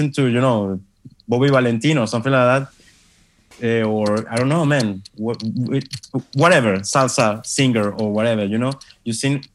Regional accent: Caracas, Miranda, Venezuela; English is a second language; I'm from El Cafetal

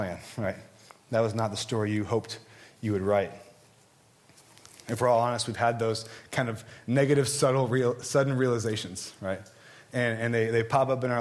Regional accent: Southern California, United States; I grew up in Southern California

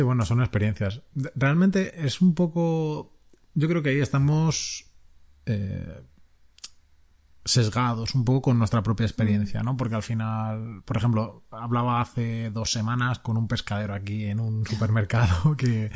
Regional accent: Spain; moved away as an adult; now in Italy; somos emigrados de España, que vivimos en Italia

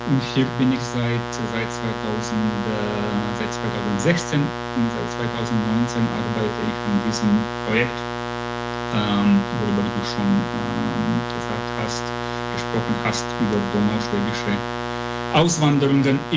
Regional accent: Bucharest, Romania; moved away as an adult; also ich bin 1984 geboren äh, in Bukarest, wie du schon gesagt hast. Ich komme aus Rumänien ähm, und ja, habe in Bukarest gelebt ähm, bis, ja, mehr oder weniger bis, äh, bis ich 22 Jahre alt war

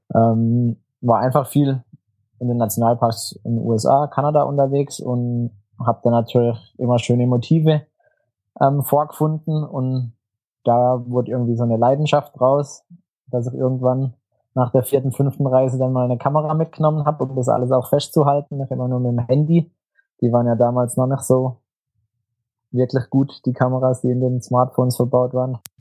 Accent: Todtnau, Baden-Württemberg, Germany; komme aus Tottenau im Schwarzwald, das ist direkt am Fuße des Feldbergs. Ähm, ja, bin Landschaftsfotograf ähm, und habe eine Galerie hier in meinem Heimatort

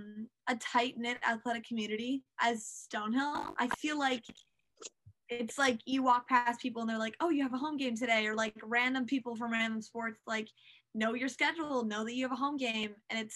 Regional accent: Fayetteville, North Carolina, United States; born there; Oh, I was born in Fayetteville, North Carolina.

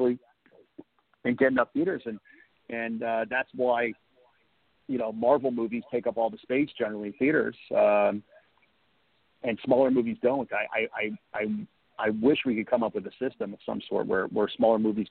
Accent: the Valley, California, United States; I grew up in the Valley. We would take the RTD, which was the Rapid Transit District bus, to Westwood

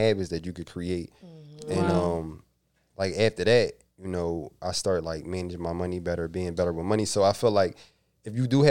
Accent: Philadelphia, Pennsylvania, United States; I'm from West Philly

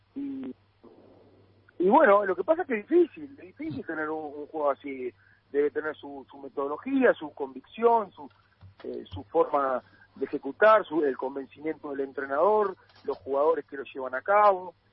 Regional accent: Uruguay; now in Argentina; somos los uruguayos

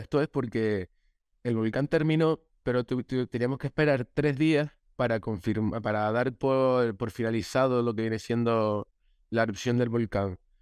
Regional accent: La Palma, Canary Islands, Spain; yo soy de La Palma, entonces para todos mis paisanos

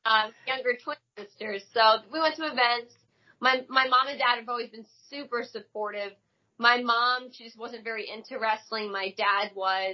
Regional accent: Hilton Head Island, South Carolina, United States; moved away as an adult; also born or lived in Hackettstown, New Jersey; now in Orlando, United States; I grew up most of my life in Beaufort, Hilton Head, South Carolina, so I just say that's where I'm from.

